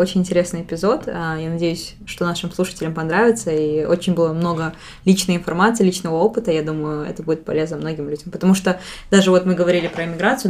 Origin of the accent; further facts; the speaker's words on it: Kazakhstan; now in Netherlands; вроде как я бы сама казашка